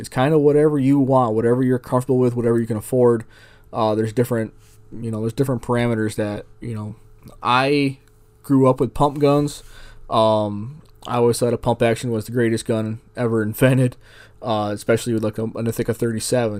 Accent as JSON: {"language": "English", "region": "New York", "country": "United States", "tie": "born or raised there", "moved": "yes", "lives_now": "Arizona, United States", "said": "I grew up in New York State."}